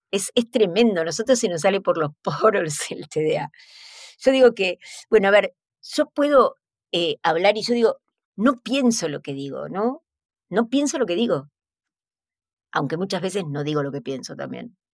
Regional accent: Argentina; Hola, ¿qué tal? Yo soy de Argentina.

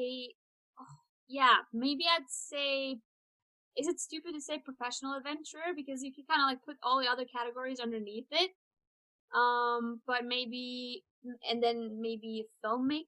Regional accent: Trondheim, Trøndelag, Norway; moved away as an adult; also born or lived in northern Norway; now in Fairbanks, United States; I am born in Trondheim, which is like a town in the middle of the country

